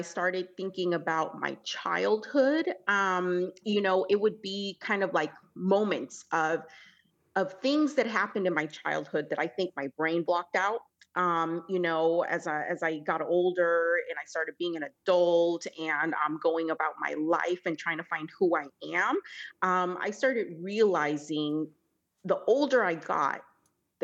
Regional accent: California, United States; also born or lived in El Salvador; she, her, and I grew up in California.

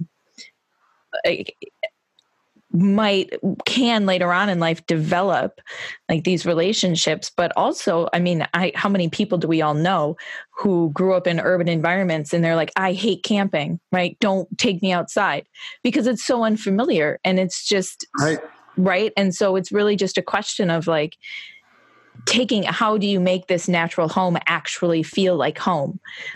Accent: Detroit, Michigan, United States; moved away; I'm actually from Detroit

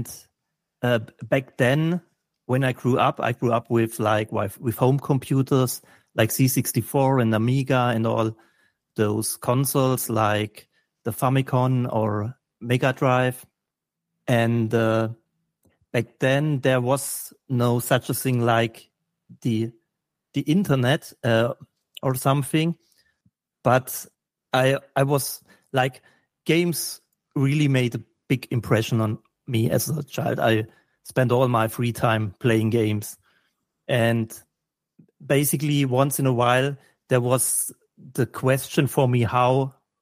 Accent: Germany; I'm from Germany

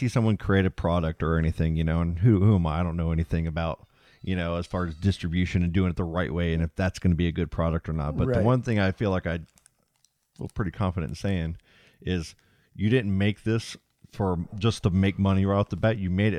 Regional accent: Kentucky, United States; also born or lived in Titusville; I lived in Kentucky. I was born here in Titusville. And I'd come down and stay with my dad.

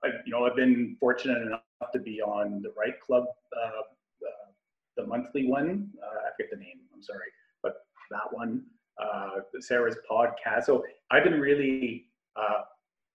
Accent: Ottawa, Ontario, Canada; I was born and raised in Ottawa

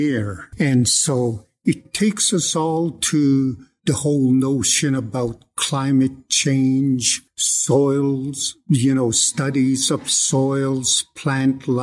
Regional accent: Blood Indian Reserve, Alberta, Canada; moved away as an adult; now in Lethbridge, Canada; I'm from the Blood Indian Reserve, but I've been here at the University of Lethbridge since 1975 as a professor

